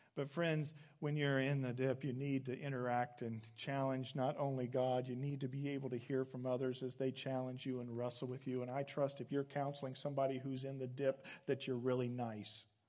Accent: Midwest, United States; I came back from some graduate studies uh, to my hometown

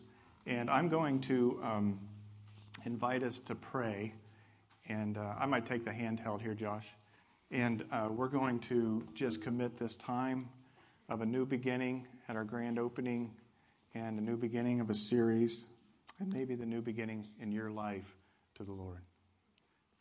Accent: Indiana, United States; moved away as an adult; now in Southern California, United States; I'm from the Midwest. I've been here for 6 years and from Indiana.

